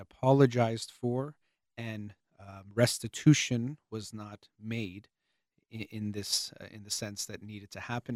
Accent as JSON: {"language": "English", "country": "United States", "tie": "born or raised there", "said": "the United States of America. I was born here"}